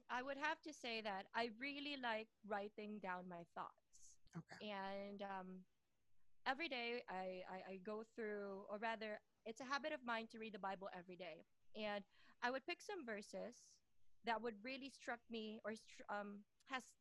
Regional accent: Philippines; moved away as an adult; also born or lived in Doha, Qatar; now in United Kingdom; Well, I'm originally from the Philippines.

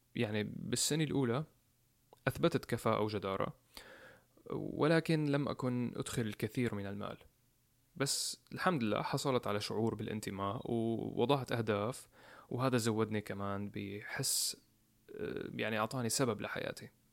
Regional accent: Homs, Homs Governorate, Syria; moved away as an adult; now in United States; بمدينة حمص مدينتي الصغيرة

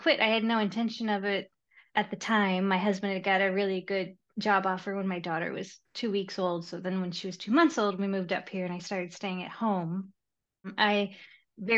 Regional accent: Texas, United States; moved away as an adult; also born or lived in Seattle area; now in Seattle, United States; I'm from Texas originally

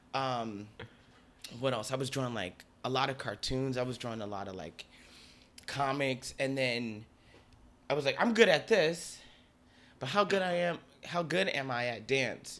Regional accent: Newark, New Jersey, United States; moved away as an adult; now in Bronx, United States; I was born and raised in Newark

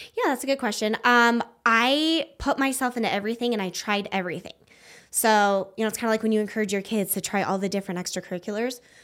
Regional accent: Wyoming, United States; moved away as an adult; now in Prescott, United States; I grew up in Wyoming

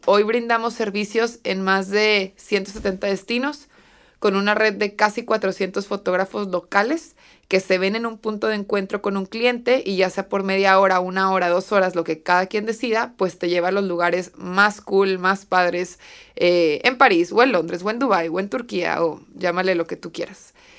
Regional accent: Torreón, Coahuila, Mexico; en ciudades como Torreón, que es de donde yo soy

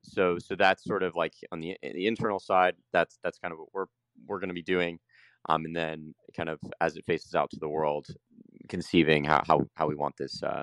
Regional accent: Jacksonville, Florida, United States; moved away as an adult; now in San Salvador, El Salvador; I know Jacksonville, Florida, it's my hometown. It's, you know, love the city, love where I'm from.

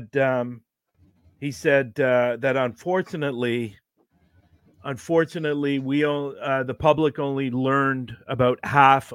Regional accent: Oakville, Ontario, Canada; when I was growing up in Oakville, as a child

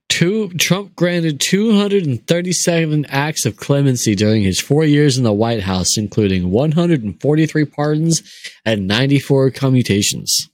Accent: Maricopa County, Arizona, United States; he was the sheriff in my hometown for 24 years

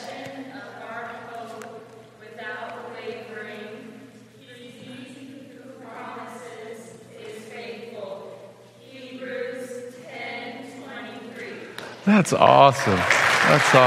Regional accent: Stephenville, Texas, United States; moved away as an adult; now in Oklahoma, United States; I grew up in Stephenville, Texas on a dairy farm.

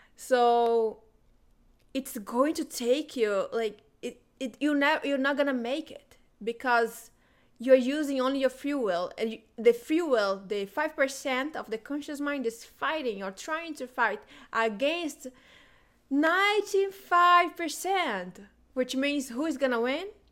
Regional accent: Brazilian Amazon, Brazil; moved away; I am originally from the Brazilian Amazon

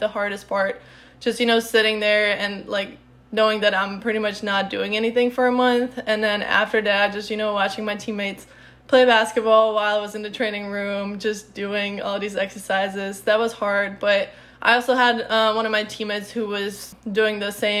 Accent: Czechia; English is a second language; moved away as an adult; also born or lived in Illinois; now in United States; I'm originally from the Czech Republic

